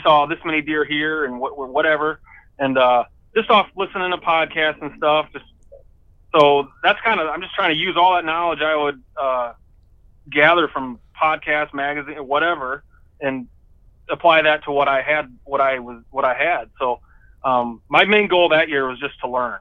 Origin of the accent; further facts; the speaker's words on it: Indiana, United States; moved away as an adult; now in Michigan, United States; I grew up in Indiana